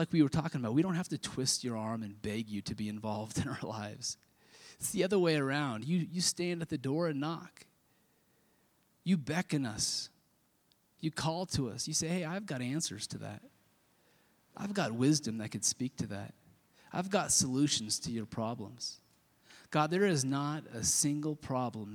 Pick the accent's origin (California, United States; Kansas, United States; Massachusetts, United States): Kansas, United States; I grew up in Kansas